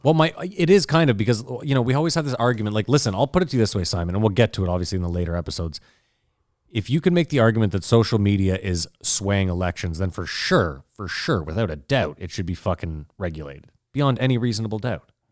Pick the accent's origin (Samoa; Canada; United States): Canada; we're Canadian